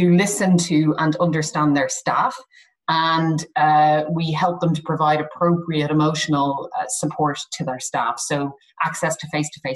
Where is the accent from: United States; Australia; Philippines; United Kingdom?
United Kingdom; we are very British